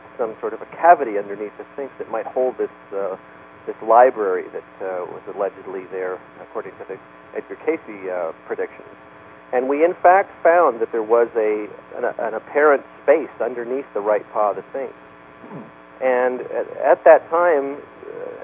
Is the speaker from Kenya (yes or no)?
no; Canada; moved away; I'm Canadian by birth